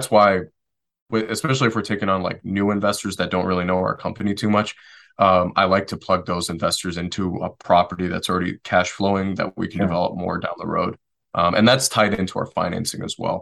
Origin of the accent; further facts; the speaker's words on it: Detroit, Michigan, United States; moved away; also born or lived in Western North Carolina; I'm originally from Detroit, Michigan